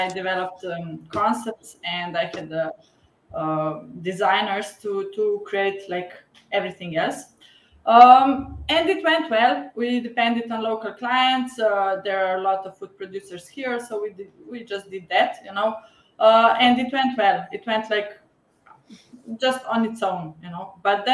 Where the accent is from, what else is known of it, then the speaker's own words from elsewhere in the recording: Slovenia; I'm from Slovenia. It's a small country in Europe. And I live 20 kilometers from the capital